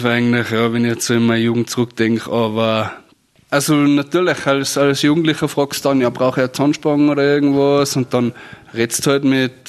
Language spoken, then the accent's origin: German; Austria; bei uns in Föhrbrunn